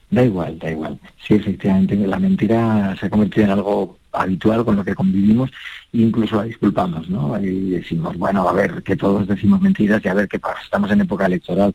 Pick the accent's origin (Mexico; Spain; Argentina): Spain; Logroño, La Rioja; moved away; en mi tierra, donde nací, en Logroño